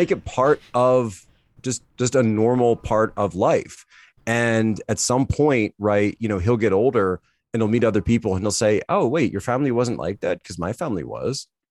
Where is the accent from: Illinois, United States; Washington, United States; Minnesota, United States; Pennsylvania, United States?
Pennsylvania, United States; Philadelphia; also born or lived in China; growing up in the Philadelphia area